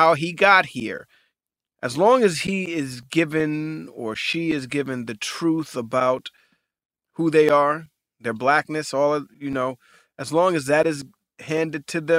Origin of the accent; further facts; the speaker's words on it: New York City, New York, United States; You know, I grew up in a very diverse community. I grew up in Hell's Kitchen, New York City, and it wasn't just black people.